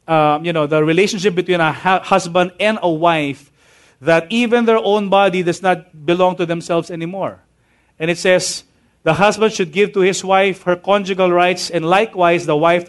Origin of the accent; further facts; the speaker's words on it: Tahanan Village, Metro Manila, Philippines; I grew up living in Tahanan Village